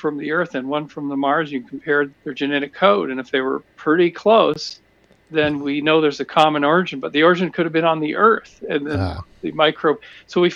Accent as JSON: {"language": "English", "region": "British Columbia", "country": "Canada", "tie": "born or raised there", "said": "I grew up in British Columbia"}